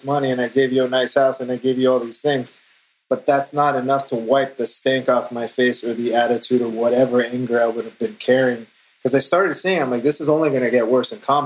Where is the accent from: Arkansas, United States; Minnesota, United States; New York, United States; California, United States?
California, United States; Los Angeles; I'm born and raised in Los Angeles